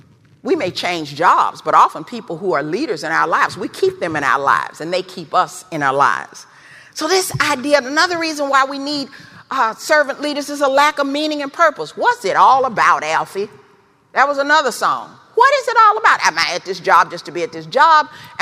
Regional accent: the South, United States; Growing up in the South in the 50s and 60s, I heard this word a lot.

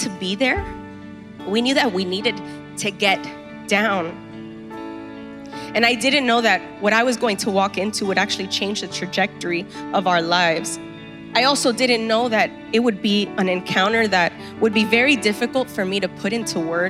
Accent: Miami, Florida, United States; when you're born and raised in Miami

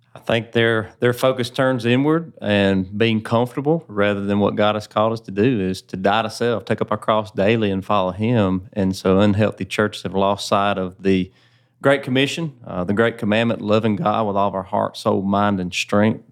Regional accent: Woodruff, South Carolina, United States; That's actually where I grew up, so it's. Uh, neat opportunity the Lord has given me to be able to serve there in my hometown

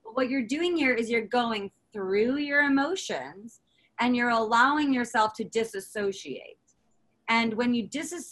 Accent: United States; as an American

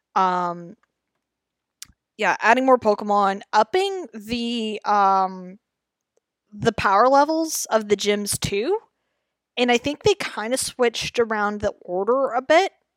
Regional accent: Canada; I'm Canadian, I say Zed

